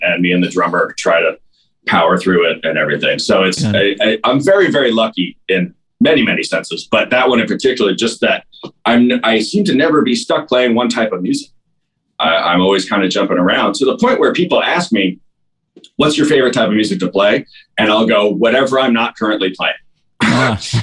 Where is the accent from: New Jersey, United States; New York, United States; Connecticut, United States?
New York, United States; moved away as an adult; also born or lived in Chicago; now in Los Angeles, United States; I'm from New York